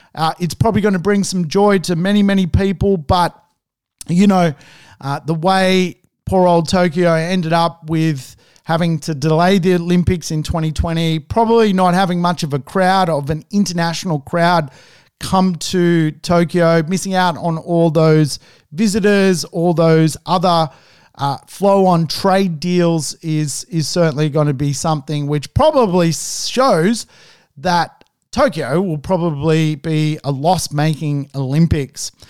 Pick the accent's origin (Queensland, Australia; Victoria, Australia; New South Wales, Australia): New South Wales, Australia; Sydney; also born or lived in Sweden; growing up in Sydney